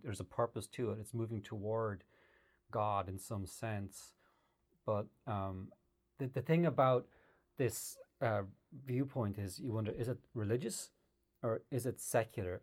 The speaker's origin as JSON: {"language": "English", "country": "Ireland", "tie": "born or raised there", "said": "I grew up in Ireland in the 70s and 80s"}